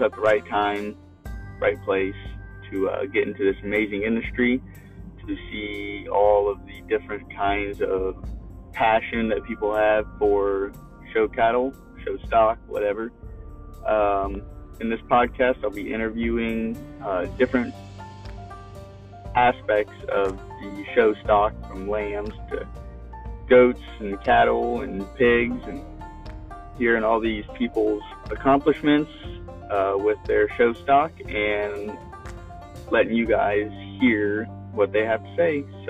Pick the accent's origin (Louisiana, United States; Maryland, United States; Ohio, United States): Ohio, United States; Morrow County; I'm from Morrow County, Ohio. I was born and raised